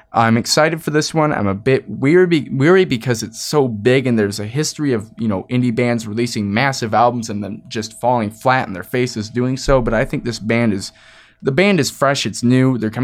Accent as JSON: {"language": "English", "region": "Michigan", "country": "United States", "said": "I'm not really from the Chicago area. I'm Southwest Michigan. We share a culture, sort of."}